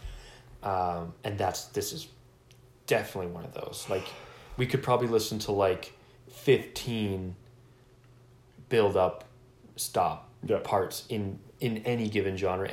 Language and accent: English; Saskatoon, Saskatchewan, Canada; we're from Saskatoon.